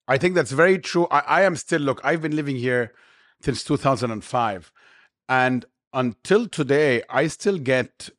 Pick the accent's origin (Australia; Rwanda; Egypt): Egypt; Cairo, Cairo Governorate; now in Dubai, United Arab Emirates; I grew up in Cairo